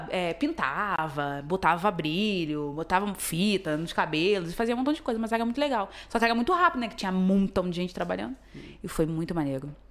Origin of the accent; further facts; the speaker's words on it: Nova Iguaçu, Rio de Janeiro, Brazil; Eu sou de Nova Iguaçu